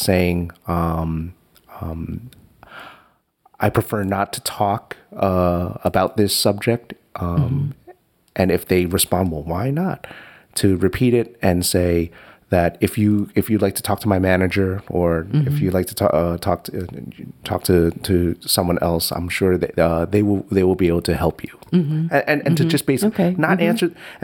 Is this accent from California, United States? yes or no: no; New York City, New York, United States; Jackson Heights, New York City